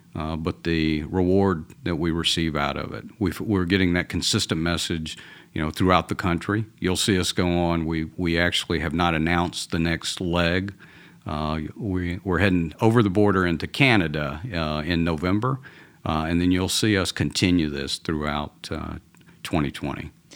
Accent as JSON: {"language": "English", "town": "Atlanta", "region": "Georgia", "country": "United States", "accent": "Georgia", "moved": "yes", "lives_now": "Texas, United States", "said": "I'm originally from Atlanta, from, uh, a, a Southern boy. So even though I live in Texas now, this is a Georgia accent"}